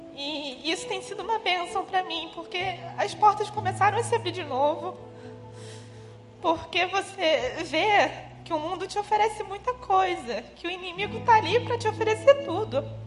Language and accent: Portuguese; Teresópolis, Rio de Janeiro, Brazil; moved away as an adult; now in Rio de Janeiro, Brazil; eu sou de Teresópolis, região serrana do Rio